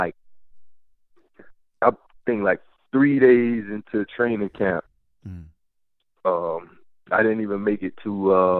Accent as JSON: {"language": "English", "town": "Miami", "region": "Florida", "country": "United States", "tie": "born or raised there", "moved": "yes", "said": "growing up in Miami"}